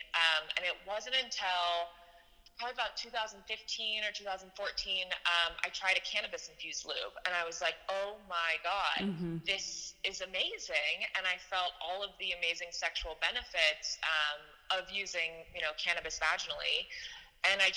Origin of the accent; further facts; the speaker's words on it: San Francisco, California, United States; we grew up together in San Francisco